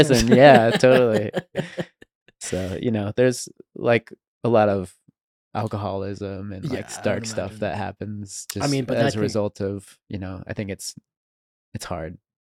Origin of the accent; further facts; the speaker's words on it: Canon City, Colorado, United States; So I grew up in Colorado, in a mm-hmm. small town called Canyon City. It's like south of Colorado Springs by 30, 45 minutes.